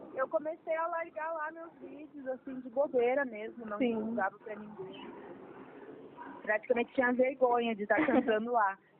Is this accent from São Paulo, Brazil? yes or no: no; interior of Rio Grande do Sul, Brazil; eu venho do interior do Rio Grande do Sul